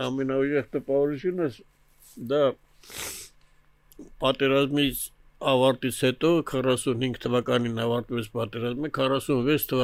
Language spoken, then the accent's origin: Armenian; Yerevan, Armenia; Ես ծնվել եմ Երևանում։ Հայրս էլ է ծնվել Երևանում։ Հորս հայրը, այսինքն papa, նրանք ծնվել են Ավանում։ Այնտեղից տեղափոխվել են ստեղ, ստեղ հայրս է ծնվել